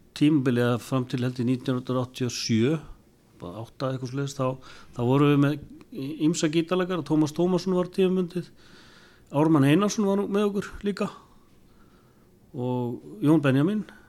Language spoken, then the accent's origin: Icelandic; Eastern Region, Iceland; við náttúrulega byggum austur á landi